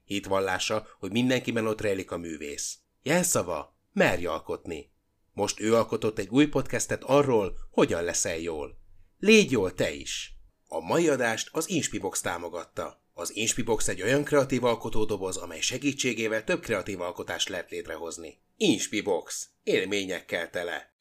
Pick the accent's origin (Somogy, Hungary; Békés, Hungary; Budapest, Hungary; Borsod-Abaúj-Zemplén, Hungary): Budapest, Hungary; én budapesti vagyok